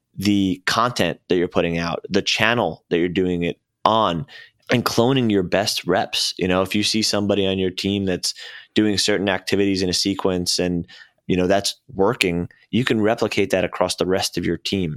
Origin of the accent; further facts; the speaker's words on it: Syosset, New York, United States; moved away as an adult; also born or lived in Arizona; I grew up in, uh, Long Island, Syosset